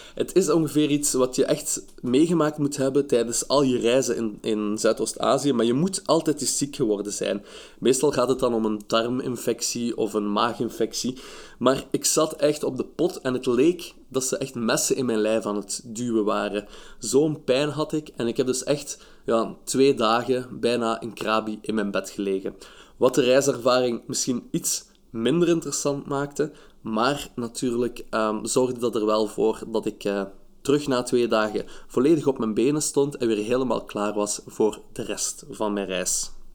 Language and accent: Dutch; Belgium; ik ben eh, van België.